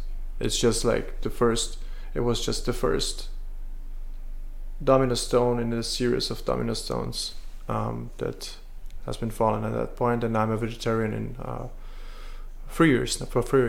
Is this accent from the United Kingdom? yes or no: no; Vienna, Austria; also born or lived in Serbia; born there, but raised in Vienna.